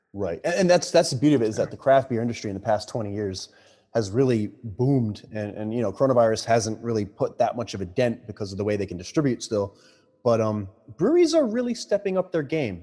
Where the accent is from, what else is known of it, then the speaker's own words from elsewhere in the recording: New York, United States; now in Boston, United States; this is a New Yorker saying this. You know, I'm, I'm not from Boston